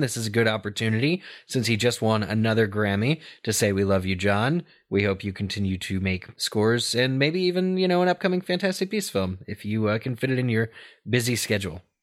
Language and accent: English; Pennsylvania, United States; I'm from Pennsylvania